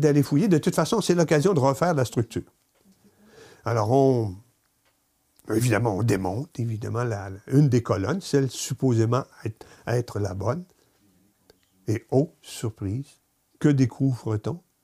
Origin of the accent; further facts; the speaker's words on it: Gaspé, Quebec, Canada; tout fier d'être gaspésien et de venir de Gaspé